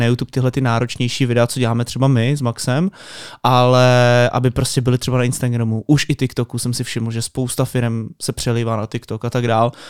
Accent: Most, Ústí nad Labem Region, Czechia; já jsem třeba z Mostu, z malého města

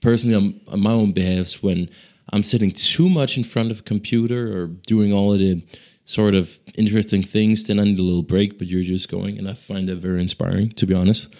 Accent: Ghana; now in Denmark; so I'm from Ghana, actually, uh, which is the neighboring country to, uh, Nigeria.

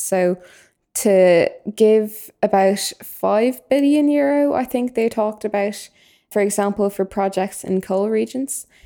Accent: Dublin, Leinster, Ireland; I'm from Dublin

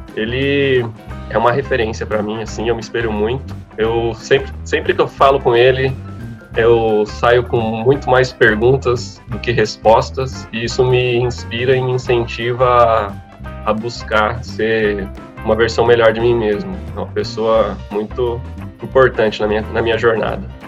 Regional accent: Mauá, São Paulo, Brazil; nasci em Mauá, sou um cidadão mauaense

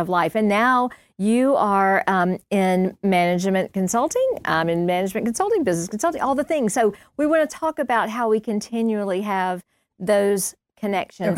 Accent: Milledgeville, Georgia, United States; we grew up in Milledgeville

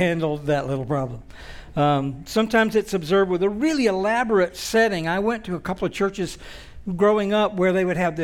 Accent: Alabama, United States; I grew up in Alabama

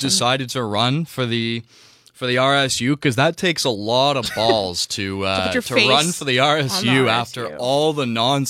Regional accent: Whitby, Ontario, Canada; moved away as an adult; now in Toronto, Canada; I'm from Whitby.

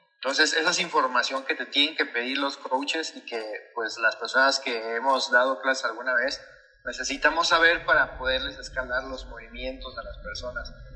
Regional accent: Veracruz, Mexico; moved away as an adult; me fui de Veracruz y todo, porque actualmente no vivo en Veracruz

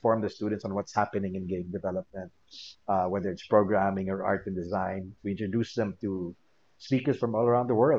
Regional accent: Philippines; I'm in game development and two, I'm from the Philippines.

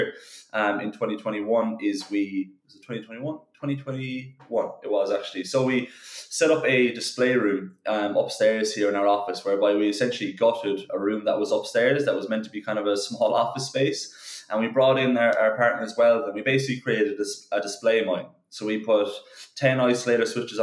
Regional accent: Cork, Munster, Ireland; we're all from Cork, we're all from Ireland

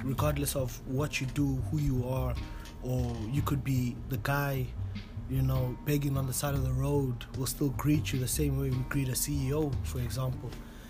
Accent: Pretoria, Gauteng, South Africa; moved away as an adult; now in St Andrews, United Kingdom; I'm from South Africa, Pretoria to be exact, in a town called Gasfontein, which is not too far from the main area in Pretoria, which would be your Mendeling area, the upper class suburban areas.

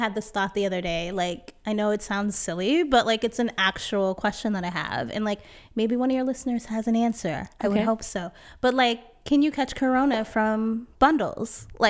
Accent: California, United States; now in New York City, United States; Yeah, so originally I'm from Cali. I'm from the Bay Area. Yay, area, stand up.

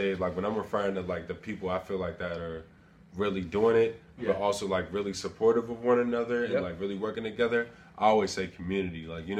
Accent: Wilkinsburg, Pennsylvania, United States; we're both from Wilkinsburg.

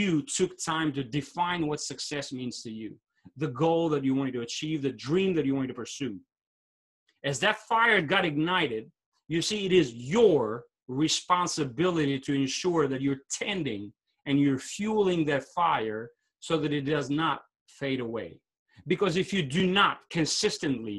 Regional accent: Albania; moved away; I'm from Albania originally

